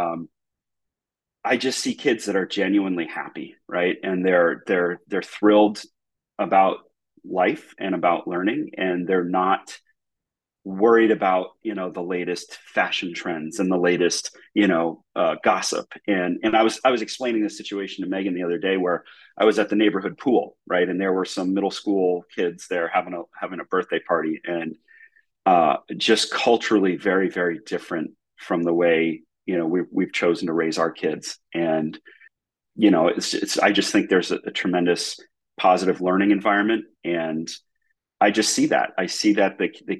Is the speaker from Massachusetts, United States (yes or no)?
yes; Massachusetts, United States; So I'm originally from the Northeast US, grew up in Massachusetts, was a public school kid